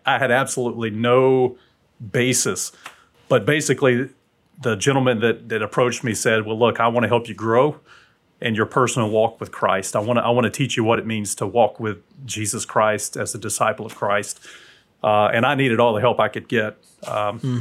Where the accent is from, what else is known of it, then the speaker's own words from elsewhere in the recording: South Alabama, United States; now in Huntsville, United States; my dad was military, and so we moved mm from South Alabama to North Alabama